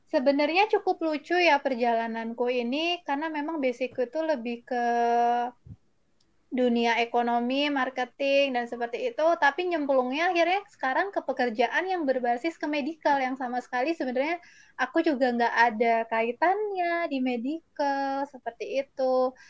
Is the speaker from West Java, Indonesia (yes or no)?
no; Malang, East Java, Indonesia; moved away as an adult; now in Jakarta, Indonesia; Jadi aku aslinya dari Malang